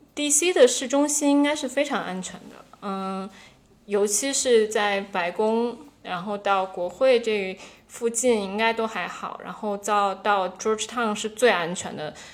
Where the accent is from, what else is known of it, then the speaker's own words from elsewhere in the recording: Beijing, China; moved away; also born or lived in Washington, D.C., United States; 虽然我是北京人